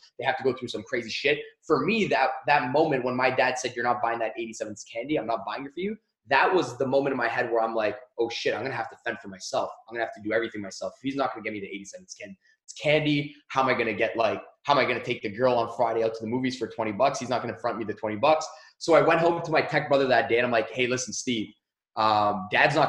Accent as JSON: {"language": "English", "town": "Mississauga", "region": "Ontario", "country": "Canada", "tie": "born or raised there", "said": "I grew up in Canada, and I grew up in a small city called Mississauga"}